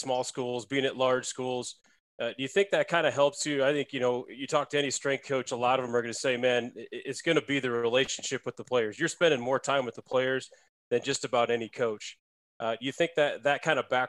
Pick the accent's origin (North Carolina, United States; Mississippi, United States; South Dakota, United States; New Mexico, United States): South Dakota, United States; I was in Augustana for a year, and I grew up in South Dakota.